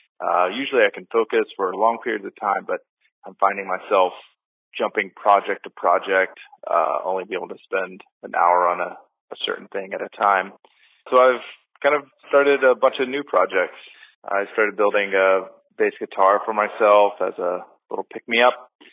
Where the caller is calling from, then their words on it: Kilgore, Texas, United States; Hi, this is … I'm calling from Kilgore, Texas